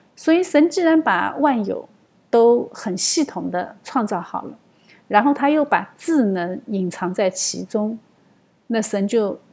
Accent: China; 但是我们中国人对血也有相同的判断，我们也相信血里面有生命。

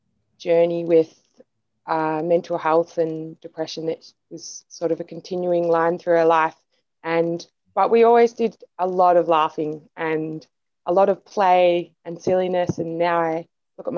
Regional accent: Woodend, Victoria, Australia; also born or lived in Castlemaine, Australia / Kyneton, Australia; now in Melbourne, Australia; I grew up in Woodend and Castlemaine, which is an hour and a half from Melbourne, where I live now. And so I was born in Kyneton, which was a tiny little town near Woodend because there wasn't a hospital in Woodend.

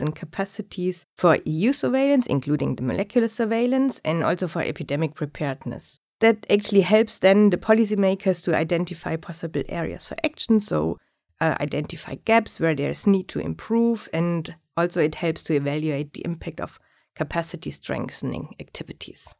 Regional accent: Germany; moved away as an adult; also born or lived in Singapore; now in Stockholm, Sweden; I was born in Germany, where I also grew up.

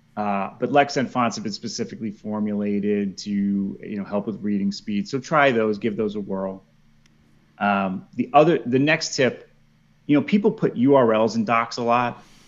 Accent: New York, United States; moved away as an adult; also born or lived in Philadelphia, Pennsylvania; now in Hillsborough, North Carolina, United States; I'm originally from New York

